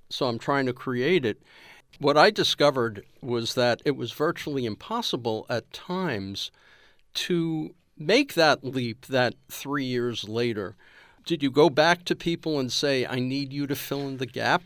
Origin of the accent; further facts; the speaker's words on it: New York, United States; I'm a Jew from New York